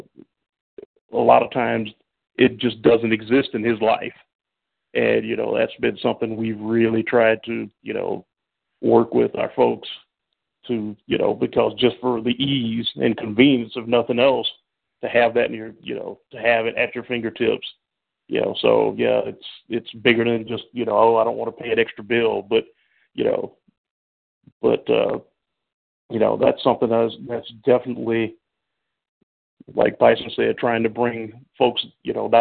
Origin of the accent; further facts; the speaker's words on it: the South, United States; moved away; I'm originally from the South and been a transplant here